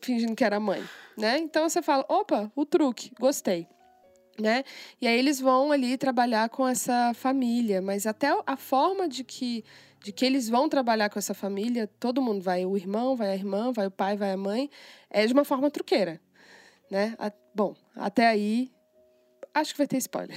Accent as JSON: {"language": "Portuguese", "country": "Brazil", "said": "eu sou brasileira"}